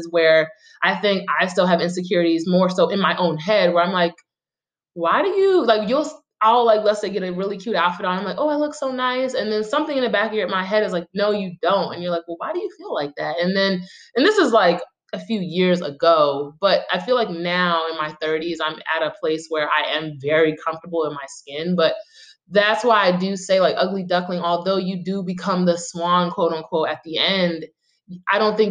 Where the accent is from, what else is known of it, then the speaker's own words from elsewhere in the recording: New York City, New York, United States; I'm from Brooklyn